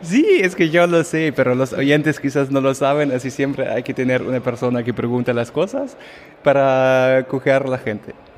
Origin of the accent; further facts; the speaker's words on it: Germany; Spanish is a second language; moved away; yo como alemán